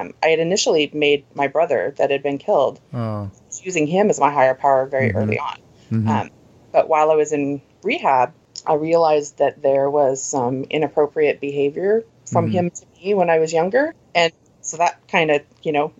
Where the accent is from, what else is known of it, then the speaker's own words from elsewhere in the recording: Oregon, United States; also born or lived in Southern California; now in Seattle, United States; I was born and raised in Oregon